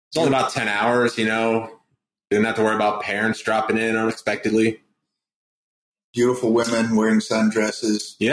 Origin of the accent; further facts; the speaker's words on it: New Fairfield, Connecticut, United States; moved away; I grew up in New Fairfield, Connecticut. The great Yankeeville.